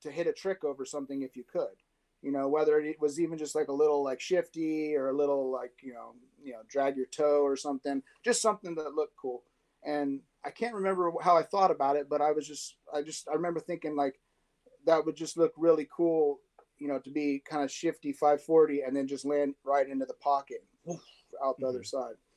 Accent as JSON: {"language": "English", "town": "San Diego", "region": "California", "country": "United States", "tie": "born or raised there", "also_born_or_lived": "Orange County"}